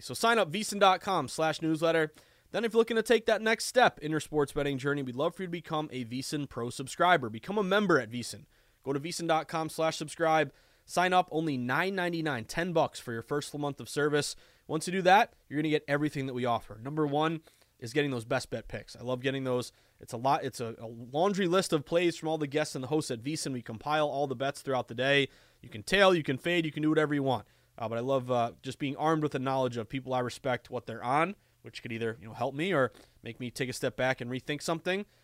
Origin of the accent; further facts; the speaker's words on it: the Berkshires, Massachusetts, United States; moved away as an adult; also born or lived in Burlington, Vermont; now in Boston, United States; where I grew up in the Berkshire